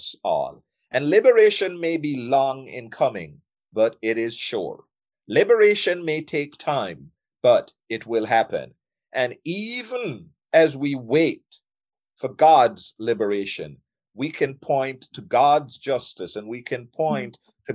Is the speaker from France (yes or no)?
no; Jamaica; I'm from Jamaica